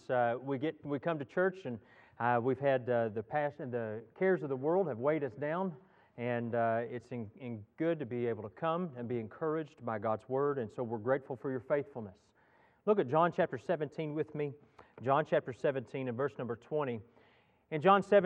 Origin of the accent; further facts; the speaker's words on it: Texas, United States; moved away; I grew up in Texas